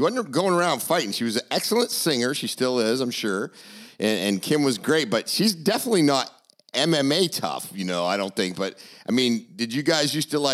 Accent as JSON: {"language": "English", "region": "Maine", "country": "United States", "said": "I'm obviously from Maine."}